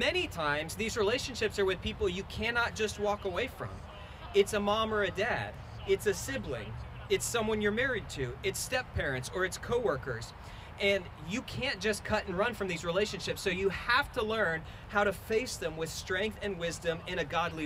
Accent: South Florida, United States; I'm from South Florida, and I grew up on a canal

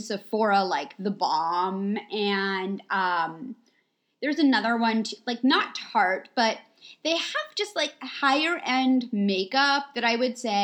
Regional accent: New York, United States; moved away as an adult; also born or lived in United Kingdom; now in Los Angeles, United States; we're both originally from New York

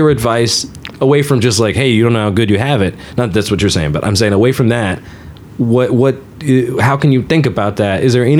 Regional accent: Georgia, United States; now in Austin, United States; sometimes I'll tell people I'm from Georgia, not so much in Texas, but in other places

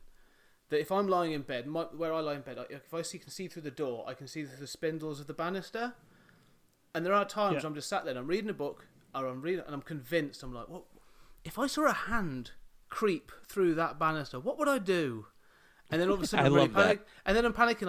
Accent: Coventry, West Midlands, United Kingdom; I grew up in the Midlands, in the city, just in the suburbs really, of a city called Coventry.

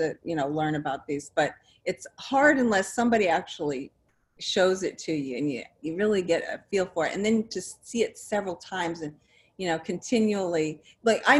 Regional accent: New Jersey, United States; also born or lived in Nebraska; We were transferred to New Jersey from, you know, I was born in Nebraska

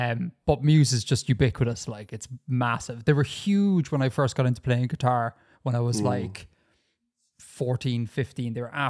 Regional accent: Ireland; as a true Irish man

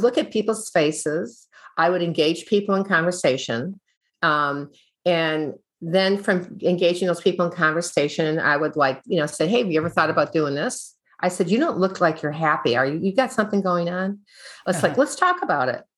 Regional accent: Midwest, United States; I grew up in the Midwest

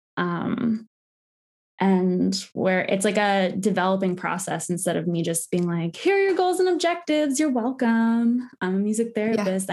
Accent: West Virginia, United States; also born or lived in Maryland; I am Appalachian from West Virginia.

